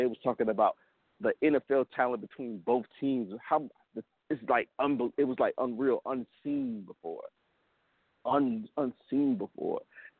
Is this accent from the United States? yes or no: yes; Atlanta, Georgia, United States; I grew up in Atlanta, so I grew up in SEC country, Georgia